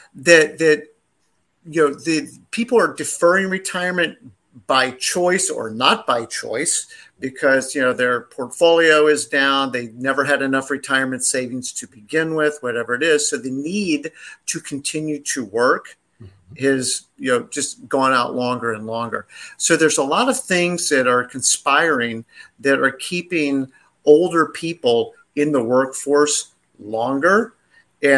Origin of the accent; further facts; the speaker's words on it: the South, United States; we're both from the South